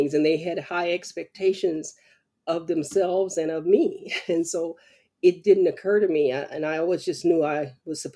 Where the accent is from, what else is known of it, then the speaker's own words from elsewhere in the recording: about 30 minutes from Bayou La Batre, Alabama, United States; this little town of Biola Battery, which is about 30 minutes from my hometown, right across the bay